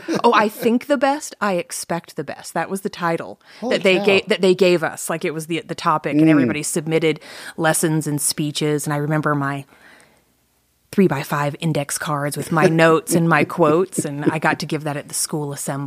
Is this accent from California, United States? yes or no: no; Atlanta, Georgia, United States; I claim that I'm from Atlanta, Georgia, because that's where I lived the most times and where I graduated from high school. But I've lived all over the place.